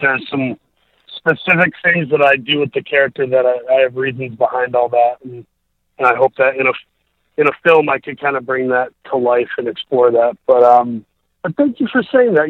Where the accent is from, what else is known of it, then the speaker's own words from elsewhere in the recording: Saginaw, Michigan, United States; also born or lived in Grand Rapids, Michigan; I was born there, but by one and a half years old, my my dad, who was a Lutheran minister, he took a call to a church over in Saginaw, Michigan. That's kind of where I grew up, was in uh, Saginaw, Michigan